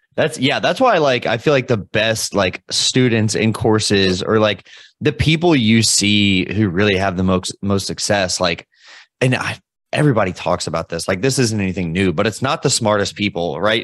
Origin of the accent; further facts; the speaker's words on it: Louisville, Kentucky, United States; I'm from Louisville, Kentucky